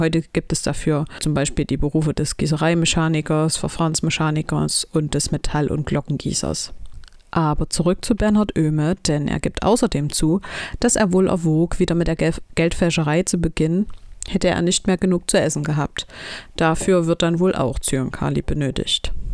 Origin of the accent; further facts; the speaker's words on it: Chemnitz, Saxony, Germany; in meiner Heimatstadt Chemnitz